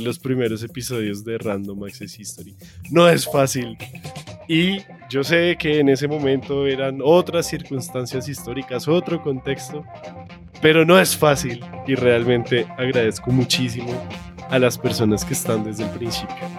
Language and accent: Spanish; Bogotá, Colombia; accent: rolo; mi maldito acento rolo